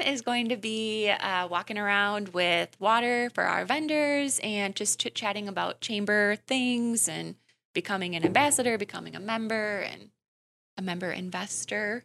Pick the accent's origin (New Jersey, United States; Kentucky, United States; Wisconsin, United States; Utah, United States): Wisconsin, United States; Wisconsin Rapids; I'm from Wisconsin Rapids, so I've been to the downtown Grand Affair plenty of times